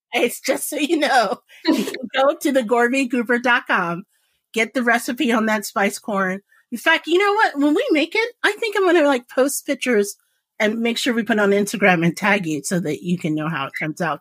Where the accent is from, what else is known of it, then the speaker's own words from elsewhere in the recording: Indianapolis, Indiana, United States; I was born and raised in Indianapolis, Indiana. Like literally, my junior high, no joke, was in the middle of a cornfield.